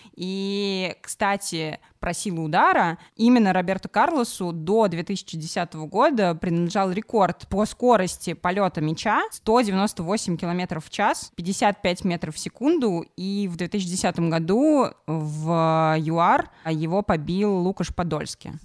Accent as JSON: {"language": "Russian", "town": "Samara", "region": "Samara Oblast", "country": "Russia", "said": "я из Самары и любила Крыльев Советов"}